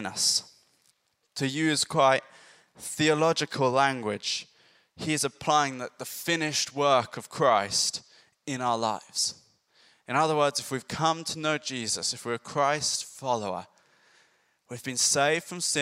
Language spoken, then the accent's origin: English; Ireland; now in Bury St Edmunds, United Kingdom; I grew up in Ireland. It was quite rural.